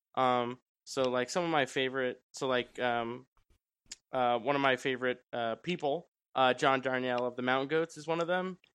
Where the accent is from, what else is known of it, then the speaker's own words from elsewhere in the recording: New York, United States; I'm from New York. I grew up in a, in a very Italian family